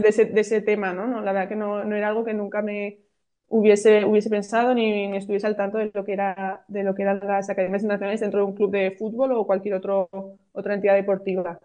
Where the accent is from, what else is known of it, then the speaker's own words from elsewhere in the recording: Pamplona, Navarre, Spain; now in Valencia, Spain; yo soy de Pamplona, yo nací en Pamplona